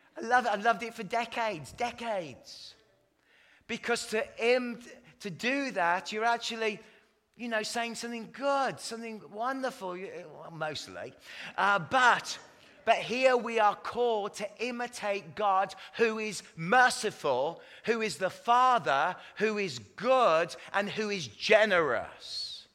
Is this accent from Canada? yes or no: yes; Canada; I'm actually Canadian, but this is my put my English accent on.